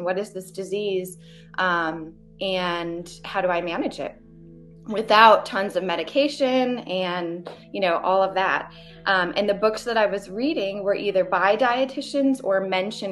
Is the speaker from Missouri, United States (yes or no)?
no; Vermont, United States; moved away as an adult; also born or lived in Hawaii; now in Johnson City, United States; I'm from Vermont